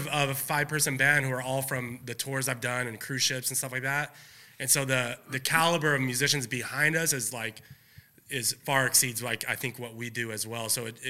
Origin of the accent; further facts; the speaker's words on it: Ontario, California, United States; that's my hometown, like, yeah. Ontario, you know, Inland yeah. Empire.